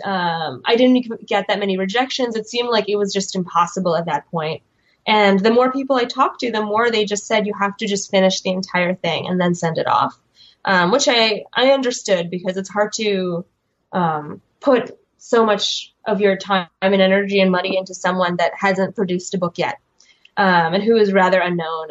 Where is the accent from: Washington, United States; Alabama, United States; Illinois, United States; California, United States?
Illinois, United States; Chicago; also born or lived in Kyiv, Ukraine; I grew up um, in Chicago, but with a entirely Russian speaking um, family